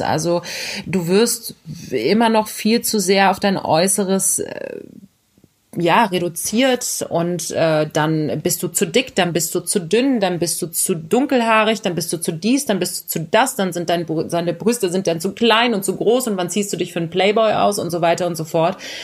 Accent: Berlin, Germany; ich bin ein ähm, Berliner Kind, äh, Kind des Westens sozusagen. Und ah. ähm, das war die Hertha. Ich bin auch in der Nähe vom Stadion äh, groß geworden

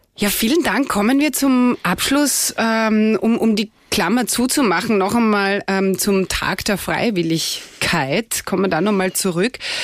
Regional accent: Austria; bei uns in Österreich

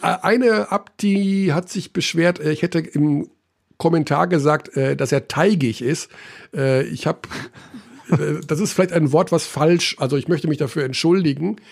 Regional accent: Germany; Ich bin natürlich in Deutschland aufgewachsen und lebe in Deutschland

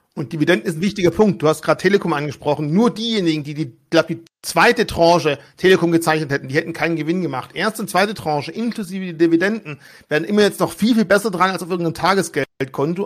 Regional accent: Germany; Bei uns in Deutschland

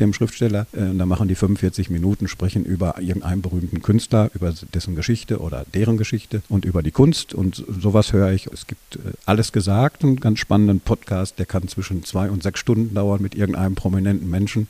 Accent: Dortmund, North Rhine-Westphalia, Germany; ich bin in Dortmund geboren, lebe gerne in Dortmund, habe auch immer in Dortmund gelebt

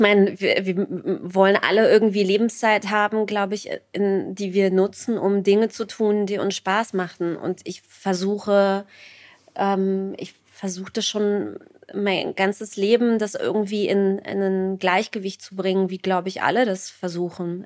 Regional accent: East Germany, Germany; ich bin Ostdeutsche

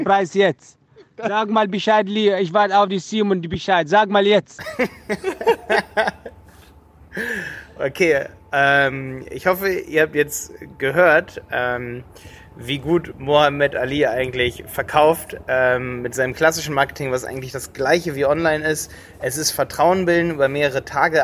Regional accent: Germany; bei uns in Deutschland

